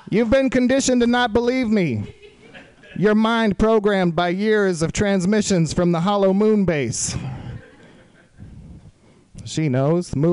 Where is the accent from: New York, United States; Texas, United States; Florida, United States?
Texas, United States; Austin; I was in Austin, Texas, my hometown, for a little while